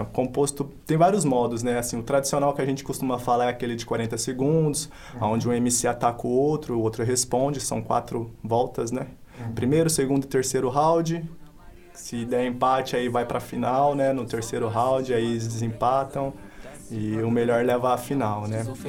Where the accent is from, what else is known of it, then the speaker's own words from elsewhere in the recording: Paulínia, São Paulo, Brazil; Sou natural aqui de Paulínia, tenho 23 anos atualmente